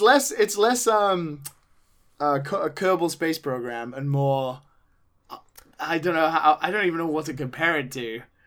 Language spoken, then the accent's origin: English; United Kingdom; being British